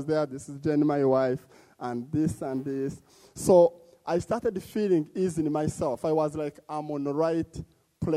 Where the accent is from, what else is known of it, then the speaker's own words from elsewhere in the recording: DR Congo; moved away as an adult; also born or lived in Uganda; now in Edmonton, Canada; I was born in Congo, one of the torn country